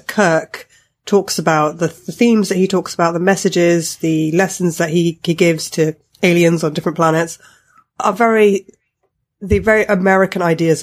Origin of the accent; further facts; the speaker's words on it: United Kingdom; I'm British and I have grown up in Britain, I wasn't born in this country